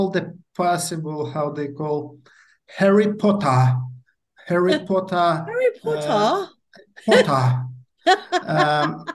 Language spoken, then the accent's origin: English; Kyiv, Ukraine; I'm from Kiev, Ukraine. Living here all my life.